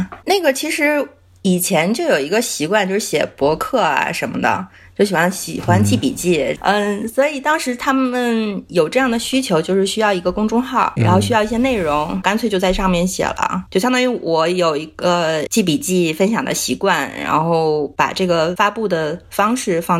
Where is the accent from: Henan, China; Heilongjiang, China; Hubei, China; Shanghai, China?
Heilongjiang, China; 黑龙江，